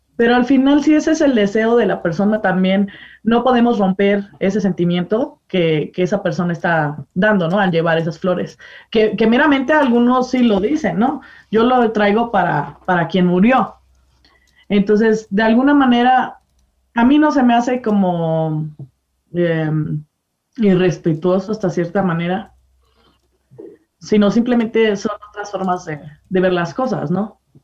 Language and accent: Spanish; Mexico; como mexicanos estamos empapados un poco más entre las tradiciones católicas